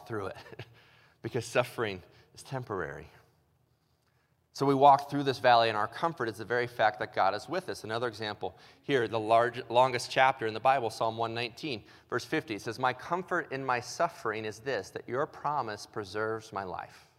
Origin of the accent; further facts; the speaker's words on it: Illinois, United States; moved away; also born or lived in Ohio; I was born in Illinois